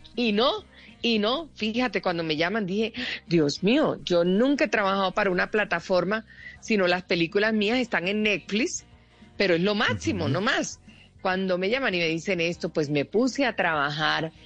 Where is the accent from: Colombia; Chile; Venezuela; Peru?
Colombia; nosotros los colombianos